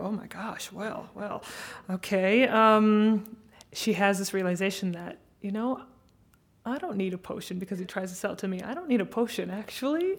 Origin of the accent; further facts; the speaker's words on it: United States; as an American